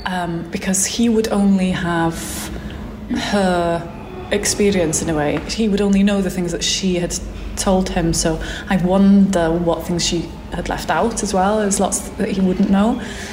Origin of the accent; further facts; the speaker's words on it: Wales, United Kingdom; first language Welsh; English is a second language; because my first language is Welsh, and people are always kind of saying that Welsh is a dying language and that kind of thing.